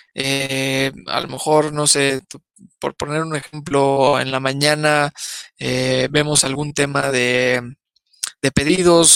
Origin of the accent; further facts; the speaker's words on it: Mexico; los, primeros enemigos de los mexicanos somos los mexicanos